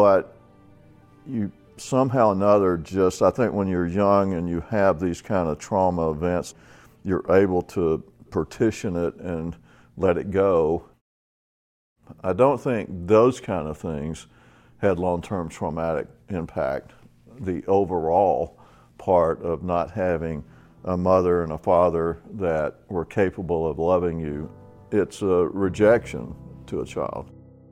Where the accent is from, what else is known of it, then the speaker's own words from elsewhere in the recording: Atlanta, Georgia, United States; I grew up in Atlanta, in the slums of Atlanta